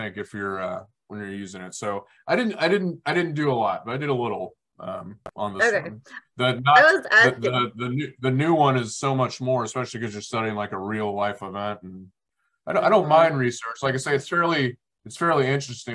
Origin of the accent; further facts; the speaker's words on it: Kansas, United States; We're both from Kansas